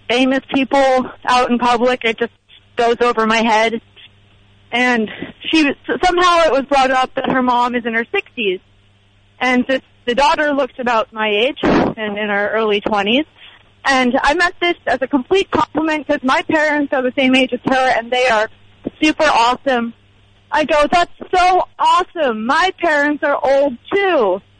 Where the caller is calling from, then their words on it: Los Angeles, California, United States; Um, this is … from Los Angeles.